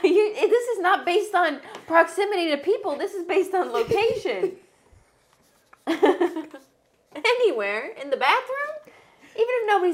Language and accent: English; Ohio, United States; I'm from Ohio and pop is pop.